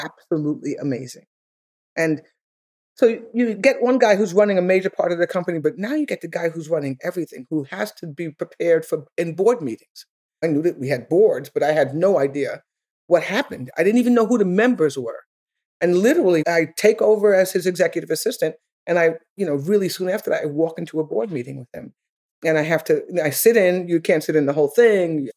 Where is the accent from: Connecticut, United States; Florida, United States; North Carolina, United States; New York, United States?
New York, United States; I'm from New York.